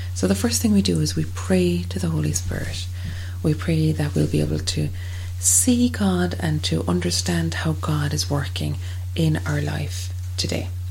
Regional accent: Ireland; as Irish people

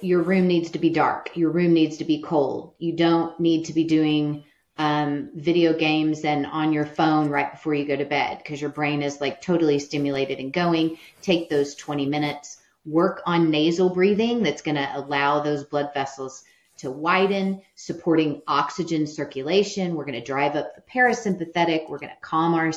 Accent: Midwest, United States; I'm from the Midwest. You grow up with allergies

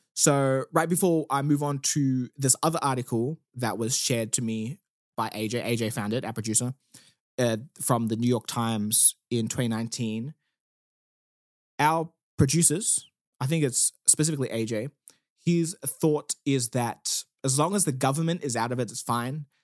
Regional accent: South Africa; now in Australia; I am South African

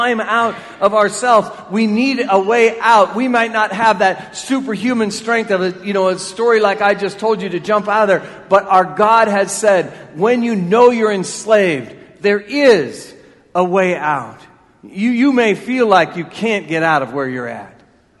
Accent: Marion, United States; I'm a guy from Marion. Came back to be the pastor here at this church. And when I was younger, Thomas Park was where it is now. And I lived in South Marion

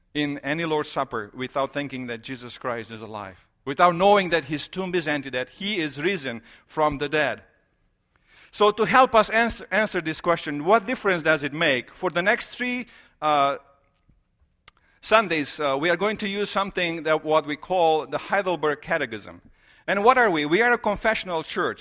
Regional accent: Romania; moved away; I am from Romania

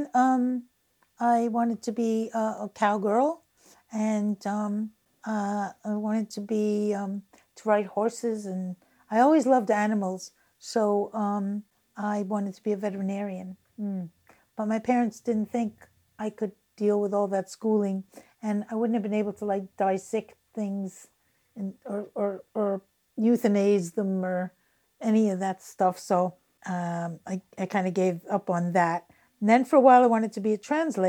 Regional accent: Long Island, New York, United States; also born or lived in Rockaway, Queens, New York; we moved into this city briefly. And then we moved to Long Island

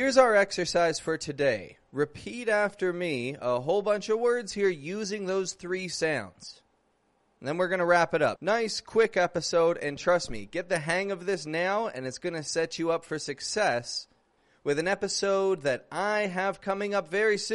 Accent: Toronto, Ontario, Canada; now in Mexico; I'm from Canada. I'm from Toronto. I do live in Mexico

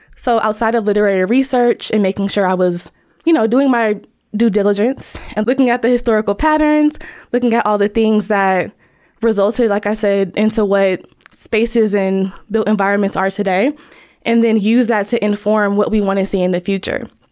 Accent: Dayton, Ohio, United States; I am from Dayton, Ohio

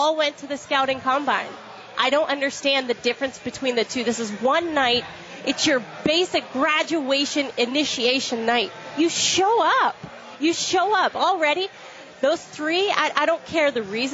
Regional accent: Boston, Massachusetts, United States; As a Bostonian

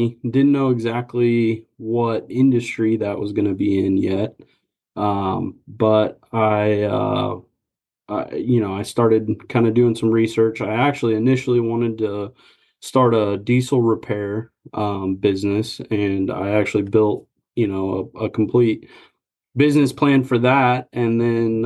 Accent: Lincoln, Nebraska, United States; moved away as an adult; now in Wichita, United States; I originally was born and raised in Lincoln, Nebraska. And so I had just moved down here 2-3 years prior to starting Wichita Homeworks.

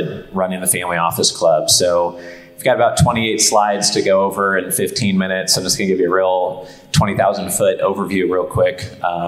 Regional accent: Portland, Oregon, United States; So we grew up in Portland, Oregon, is where I spent most of my childhood.

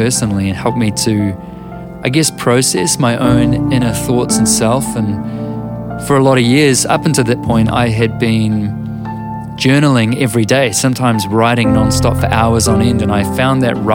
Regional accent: New Zealand; I'm a writer and a musician from Aotearoa, New Zealand.

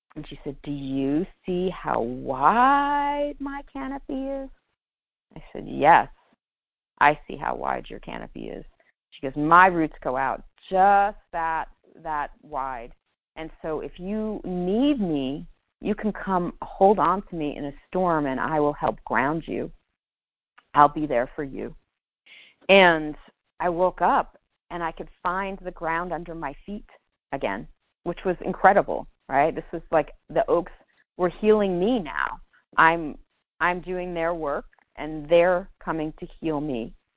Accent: New York, United States; moved away; I'm a Jew from New York

